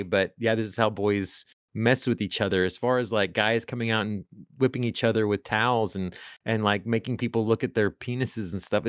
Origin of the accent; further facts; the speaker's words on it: Honduras; But I'll also say that like I grew up, even though I am Hispanic and from Honduras, I grew up in a pretty heteronormative white male world.